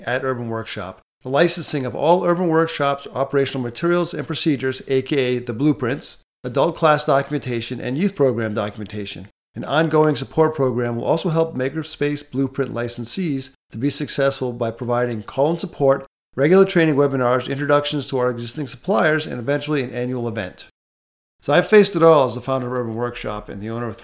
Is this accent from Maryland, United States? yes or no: no; Rhode Island, United States; also born or lived in Texas; now in Southern California, United States; I grew up in Rhode Island, went to college in Texas at the University of Texas at Austin and Arlington, and now reside in Southern California